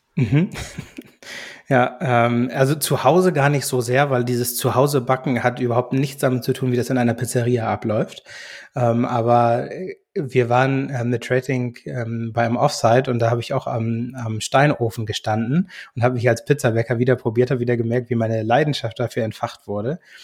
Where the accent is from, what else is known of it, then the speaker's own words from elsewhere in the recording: Germany; also born or lived in United States; gebürtig aus den USA, bin aber als Kind schon nach Deutschland gekommen